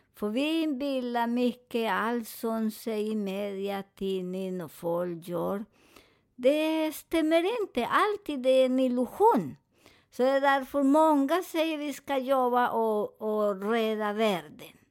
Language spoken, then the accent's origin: Swedish; Colombia; Swedish is a second language; moved away; jag är från Colombia